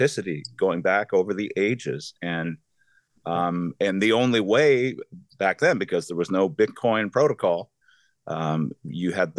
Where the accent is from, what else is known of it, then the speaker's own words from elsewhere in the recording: Canada; I'm from Canada.